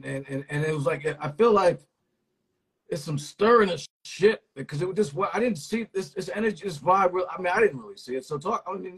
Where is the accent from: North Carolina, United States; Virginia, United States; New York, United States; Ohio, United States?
New York, United States; New York City; born or raised there